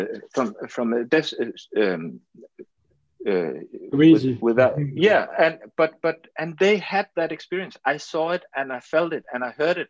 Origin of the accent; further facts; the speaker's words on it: Denmark; English is a second language; I'm from Denmark, we are a small country, we have our own language, but no one speaks Danish. So of course I have to learn English